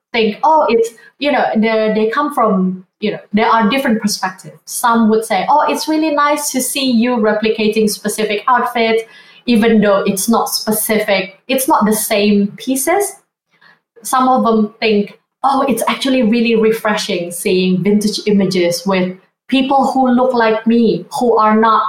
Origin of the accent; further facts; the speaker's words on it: Indonesia; also born or lived in Sydney, Australia; now in London, United Kingdom; I grew up in Indonesia, growing up Asian as well